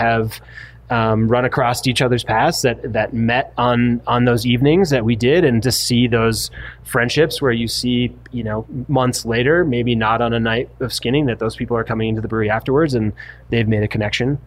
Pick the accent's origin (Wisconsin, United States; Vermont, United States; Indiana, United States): Vermont, United States; now in Park City, United States; I grew up in Vermont